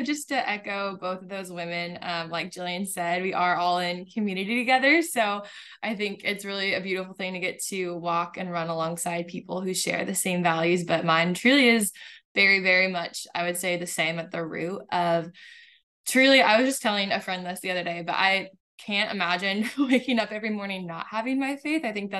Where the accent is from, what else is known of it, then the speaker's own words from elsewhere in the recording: California, United States; So I grew up in Southern California. Mm-hmm. And so Mexico was like a 30-minute drive away.